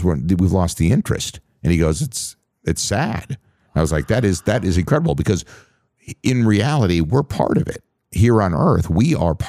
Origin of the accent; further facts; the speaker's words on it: Minnesota, United States; I grew up again on the Canadian border here in Minnesota, out in the middle of nowhere, and I was hundreds of miles away from any civilization.